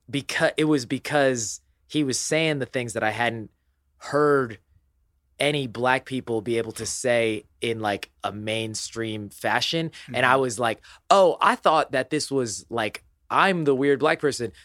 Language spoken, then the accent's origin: English; Indiana, United States; I was born in Indiana